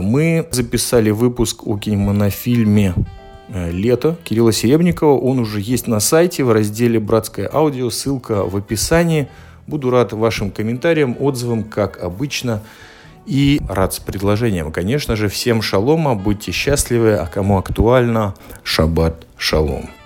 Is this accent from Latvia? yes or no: yes; Latvia; Я из Латвии, вы понимаете, что немножко притормозить – это моя национальная черта